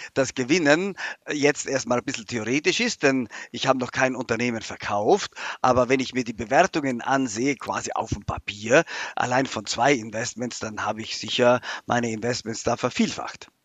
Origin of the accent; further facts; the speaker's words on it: South Tyrol, Trentino-Alto Adige, Italy; moved away as an adult; now in Germany; vor allem ist es mein Heimatland